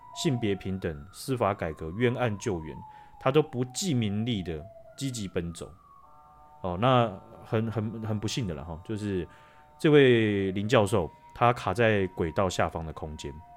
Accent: Taiwan; 我们这些的台湾的人啊

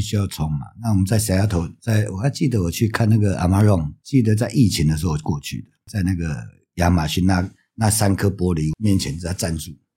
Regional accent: Taiwan; 我们台湾人

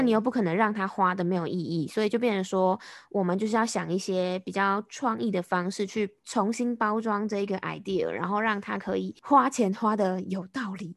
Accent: Taiwan; 我们台湾这边

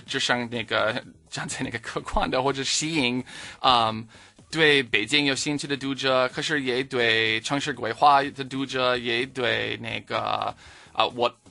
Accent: Minnesota, United States; Chinese is a second language; moved away as an adult; also born or lived in California / Sichuan, China; now in Beijing, China; 我在家就出生了，但是我在Minnesota，啊，在，长大了

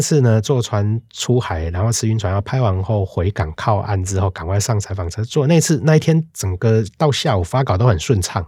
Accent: Tainan, Taiwan; 我是台南人

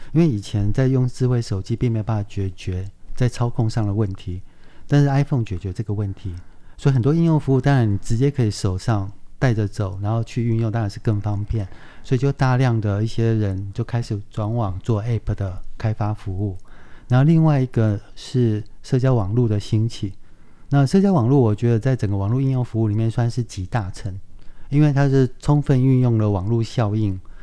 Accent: Tainan, Taiwan; moved away as an adult; also born or lived in Taipei; 我是台南人嘛，那想当然就想说退伍之后就上台北来找工作

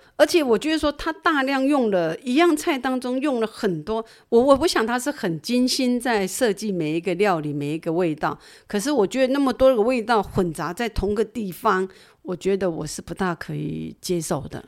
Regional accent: Taiwan; 只有我们是台湾人

